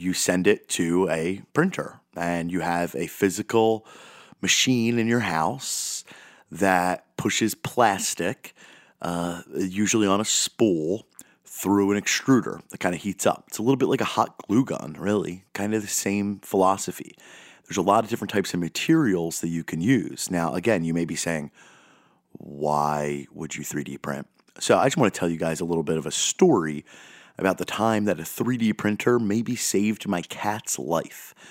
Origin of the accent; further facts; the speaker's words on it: United States; I'm speaking as an American